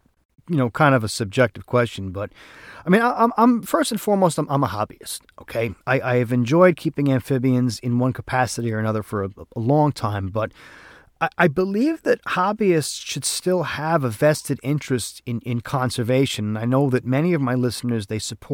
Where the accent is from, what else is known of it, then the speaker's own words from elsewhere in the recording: New York, United States; accent: New York; I'm like five generations living here, and he didn't even recognize my accent as being a New York accent.